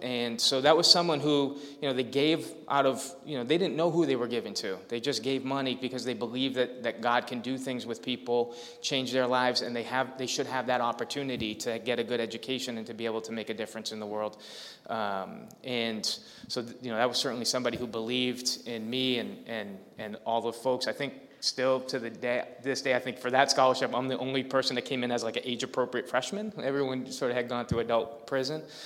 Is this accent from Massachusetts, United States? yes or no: yes; Lowell, Massachusetts, United States; I grew up in Lowell.